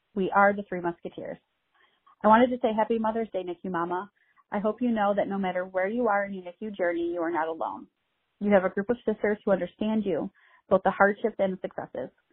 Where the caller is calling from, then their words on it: Cincinnati, Ohio, United States; I'm calling from Cincinnati, Ohio in the USA